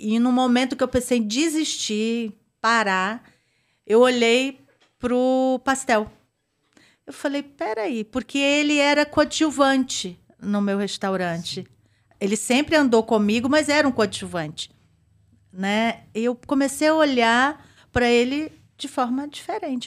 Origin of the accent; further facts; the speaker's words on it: Espírito Santo, Brazil; also born or lived in Natal / Belo Horizonte; now in São Paulo, Brazil; lá na minha terra, né? Que eu tenho que puxar a sardinha para o Espírito Santo